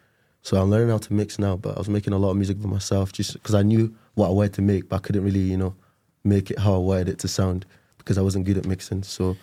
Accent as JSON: {"language": "English", "country": "Nigeria", "tie": "born or raised there", "moved": "yes", "said": "I'm Nigerian, so is he. We're both Nigerian boys."}